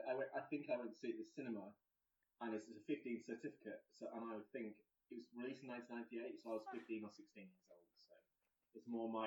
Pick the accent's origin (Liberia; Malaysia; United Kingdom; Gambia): United Kingdom; Lincolnshire, East Midlands; now in Birmingham, United Kingdom; I live in Birmingham, but I'm from Lincolnshire. I'm gay.